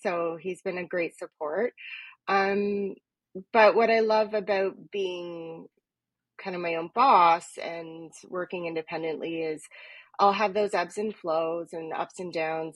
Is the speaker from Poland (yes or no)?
no; Toronto, Ontario, Canada; also born or lived in East York, Toronto; i grew up in etobicoke so and now i mean i live in east york now but you know basically toronto girl